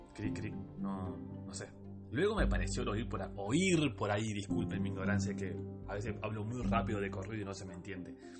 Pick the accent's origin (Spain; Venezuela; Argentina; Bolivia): Argentina; somos argentinos